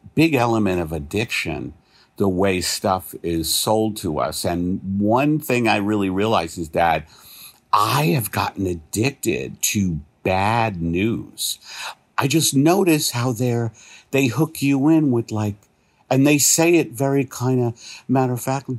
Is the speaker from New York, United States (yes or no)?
yes; New York, United States; I'm from New York